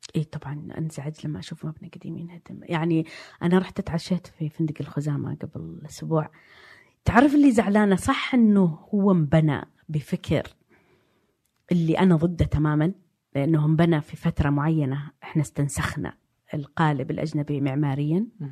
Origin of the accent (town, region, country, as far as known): Saudi Arabia; born or raised there; also born or lived in Diriyah, Saudi Arabia / Jeddah, Saudi Arabia / London, United Kingdom